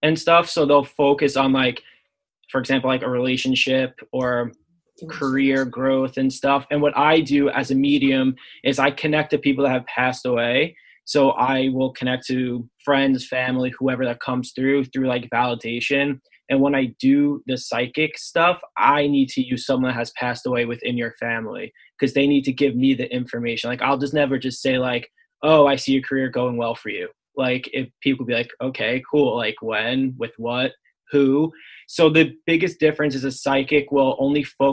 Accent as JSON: {"language": "English", "area": "Long Island", "region": "New York", "country": "United States", "tie": "born or raised there", "said": "I'm from Long Island. So my backyard's like woodsy and stuff"}